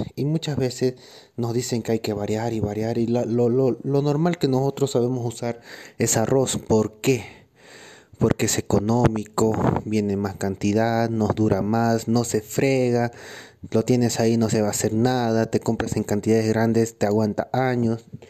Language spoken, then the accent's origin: Spanish; Bolivia; Soy competidor boliviano